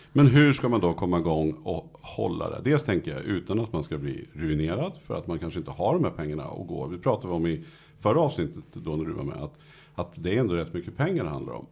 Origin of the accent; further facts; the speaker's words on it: Nyköping, Södermanland, Sweden; jag kommer från Nyköping